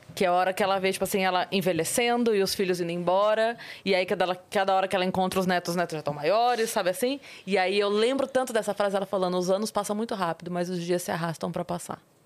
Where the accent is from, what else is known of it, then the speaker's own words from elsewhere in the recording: Sorocaba, São Paulo, Brazil; eu vim da periferia de Sorocaba.